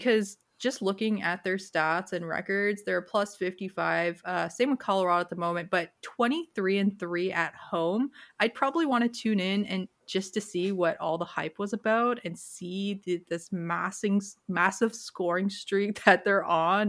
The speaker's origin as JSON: {"language": "English", "town": "Toronto", "region": "Ontario", "country": "Canada", "tie": "born or raised there", "said": "being from Toronto"}